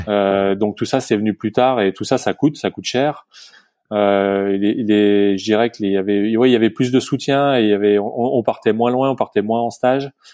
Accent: Morillon, Auvergne-Rhône-Alpes, France; also born or lived in Bonneville; je suis de, de Morillon, le Grand Massif, à côté de Samoin, les Carreaux, Flaine. et donc j'ai grandi, j'ai grandi à Morillon

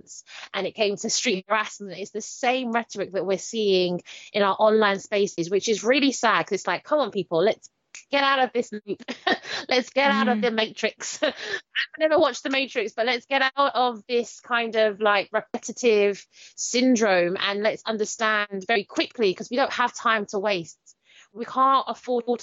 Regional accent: London, United Kingdom; I'm from Stratford, Newham

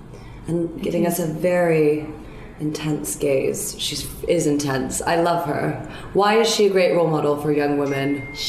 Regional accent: Canada; I grew up in Canada.

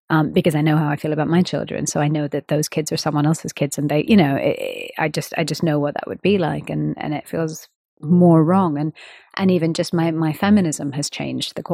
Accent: India; And of course, I'm an Indian female musician. So this was something I was speaking about around the world.

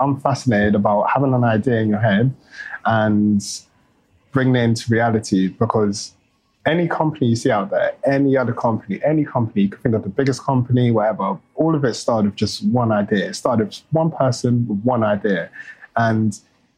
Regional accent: London, United Kingdom; I grew up in West London. And then I moved to South London when I was about 17, 18.

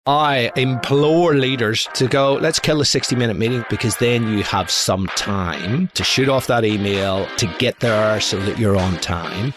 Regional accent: Belfast, Northern Ireland, United Kingdom; moved away; also born or lived in San Francisco; I was brought up in Belfast in the 1970s

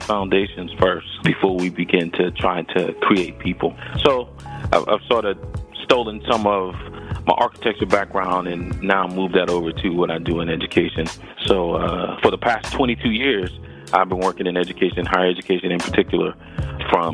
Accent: Georgetown, South Carolina, United States; moved away as an adult; also born or lived in Philadelphia, Pennsylvania / Atlanta, Georgia / Nashville, Tennessee; I grew up in the low country of South Carolina on the coast

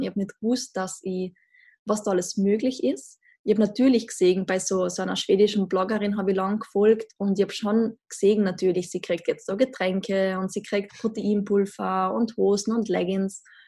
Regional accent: Austria; accent: Austrian dialect; wie man im Dialekt vielleicht hört, ich komme aus Österreich, sehr klischeehaft in den Alpen aufgewachsen

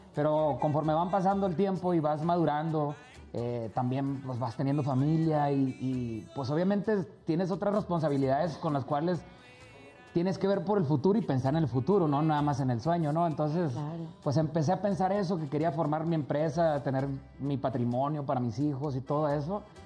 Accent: Cadereyta Jiménez, Nuevo León, Mexico; Ahí estoy en Cadereita, donde yo soy, cerquita de Monterrey

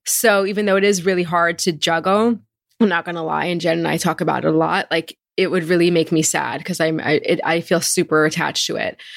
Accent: Marlboro, New Jersey, United States; I grew up in Marlboro, New Jersey. It's a suburban town in central Jersey

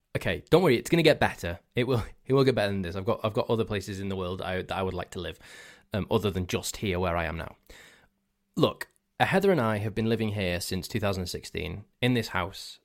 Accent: Crewe, North West England, United Kingdom; where I'm actually from, instead of near Manchester. So I said, "I'm from Crewe in Cheshire."

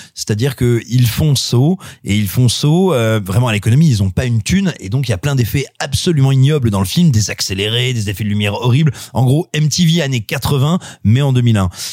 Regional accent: Auvergne-Rhône-Alpes, France; je suis auvergnat

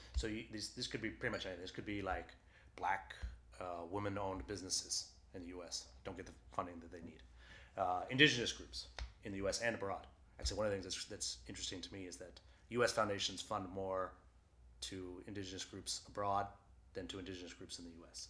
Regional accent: Waterville, Maine, United States; I grew up in Waterville where Colby College is

